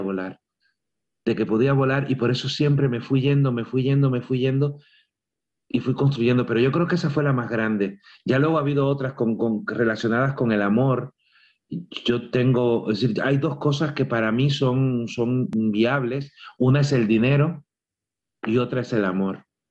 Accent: Cuba; moved away; cuando yo me fui de Cuba, el fin no fue cuando dejé mi casa

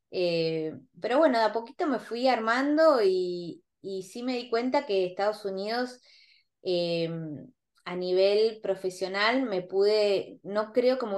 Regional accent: Argentina; mis clientes casi todos son argentinos e y mm, inversionistas y como buenos argentinos que todos sabemos todo

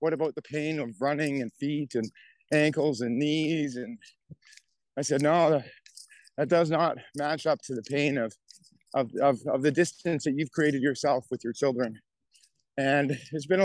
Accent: Calgary, Alberta, Canada; my hometown of Calgary, Alberta.

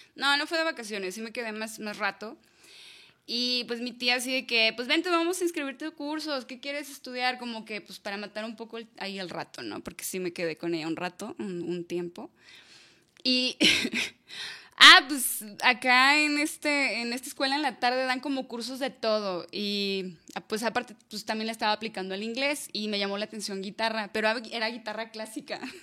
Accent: Toluquilla, Jalisco, Mexico; yo crecí en Toluquilla, ¿no? Es un pueblito que está, bueno, ahorita ya no es pueblito, ya se lo tragó la ciudad

